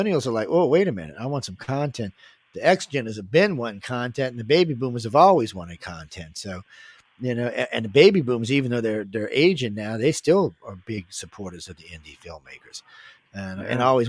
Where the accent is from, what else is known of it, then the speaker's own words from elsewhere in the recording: the South, United States; I'm from the South